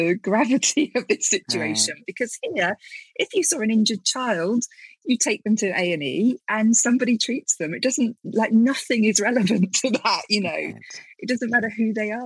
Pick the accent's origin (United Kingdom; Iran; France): United Kingdom; as a British person